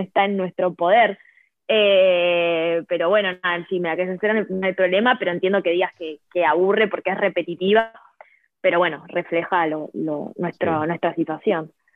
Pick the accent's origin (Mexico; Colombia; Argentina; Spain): Argentina; moved away; yo soy de Argentina